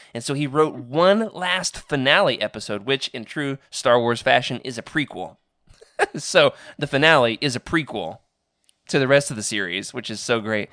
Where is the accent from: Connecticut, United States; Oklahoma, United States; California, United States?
Oklahoma, United States; moved away; also born or lived in Arkansas; my hometown, Oklahoma, had two video stores